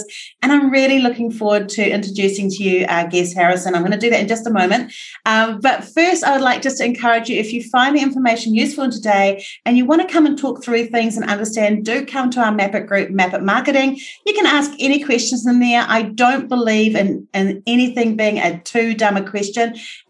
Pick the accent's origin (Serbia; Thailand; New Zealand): New Zealand; as a New Zealander